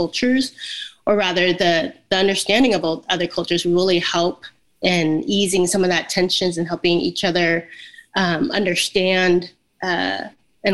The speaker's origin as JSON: {"language": "English", "region": "California", "country": "United States", "tie": "born or raised there", "also_born_or_lived": "Vietnam / Madrid, Spain", "moved": "as an adult", "lives_now": "Middle Tennessee, United States", "said": "I was born in Vietnam, and I was a refugee coming out of the Vietnam War at a very young age. I was only 2, but I grew up in California"}